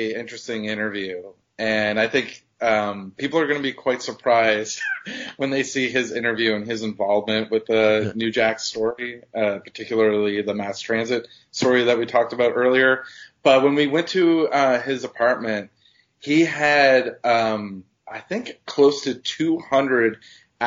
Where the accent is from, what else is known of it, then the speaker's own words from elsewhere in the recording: Halifax, Nova Scotia, Canada; I'm from Halifax, Nova Scotia